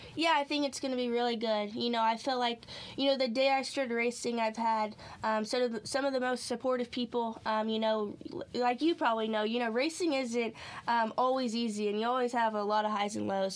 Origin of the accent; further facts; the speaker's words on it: Clovis, California, United States; moved away as an adult; now in North Carolina, United States; born and raised basically since I moved out here um, in California in the same town, Clovis